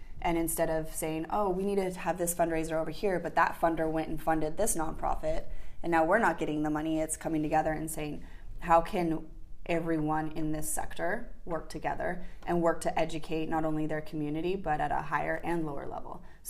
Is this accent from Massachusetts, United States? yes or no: no; Park City, Utah, United States; also born or lived in Santa Barbara / Los Angeles; now in San Diego, United States; So San Diego has been my home twice. I moved originally from Park City to Santa Barbara.